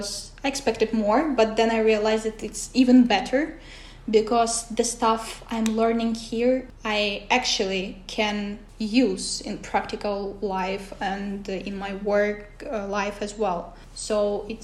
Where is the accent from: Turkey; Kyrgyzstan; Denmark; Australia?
Kyrgyzstan; first language Russian; English is a second language; now in Kouvola, Finland; originally, I'm from Kyrgyzstan, but I'm not Kyrgyz. It's really funny thing. And my uh, mother tongue is Russian, so I don't speak Kyrgyz as well.